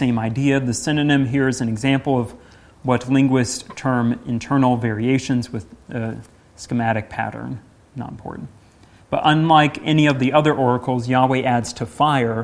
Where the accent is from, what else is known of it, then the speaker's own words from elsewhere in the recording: Midwest, United States; moved away; growing up in the Midwest